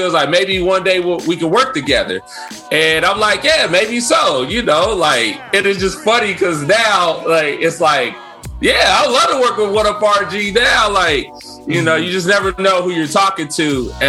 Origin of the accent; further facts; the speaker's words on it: Cincinnati, Ohio, United States; And I want you to know I'm from Cincinnati, Ohio.